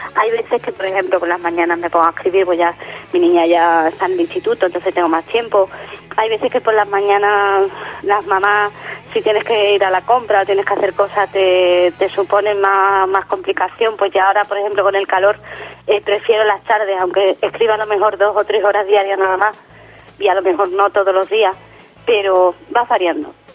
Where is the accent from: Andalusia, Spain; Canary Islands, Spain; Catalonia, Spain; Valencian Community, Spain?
Andalusia, Spain; Jerez de la Frontera; aquí en, en Jerez, mi tierra, eh, cuando era pequeña